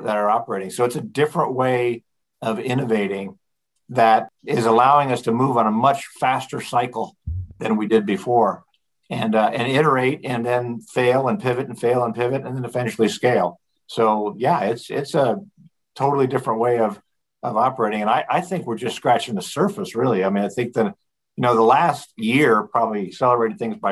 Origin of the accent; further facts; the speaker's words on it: Colorado, United States; I grew up in Colorado, so I view that part of the world as home